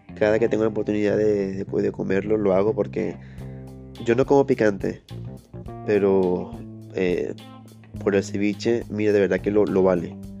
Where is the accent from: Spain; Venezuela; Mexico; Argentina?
Venezuela; moved away as an adult; now in Lima, Peru; yo soy venezolano